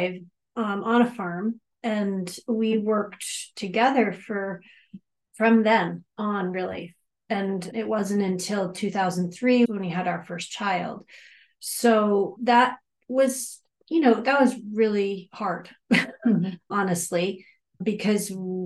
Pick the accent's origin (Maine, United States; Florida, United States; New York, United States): Maine, United States; near Bangor; now in Freedom, United States; I grew up near Bangor, Maine